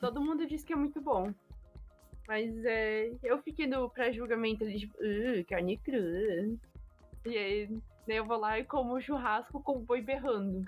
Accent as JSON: {"language": "Portuguese", "area": "near Blumenau", "region": "Santa Catarina", "country": "Brazil", "tie": "born or raised there", "moved": "as an adult", "lives_now": "Baden-Württemberg, Germany", "said": "Eu morava do lado de Blumenau. Vivia a minha vida inteira, tipo, 17 anos da minha vida eu estava morando do lado de Blumenau"}